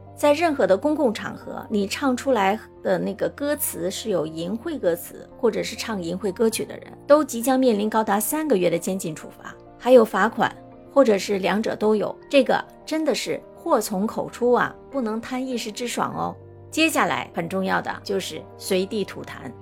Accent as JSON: {"language": "Chinese", "country": "China", "moved": "yes", "lives_now": "Singapore", "said": "作为中国人"}